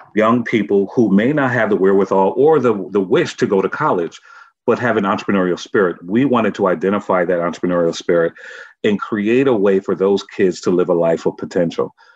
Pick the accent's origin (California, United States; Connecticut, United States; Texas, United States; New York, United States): Connecticut, United States; Norwalk; I'm from Norwalk, Connecticut. And that community center really raised me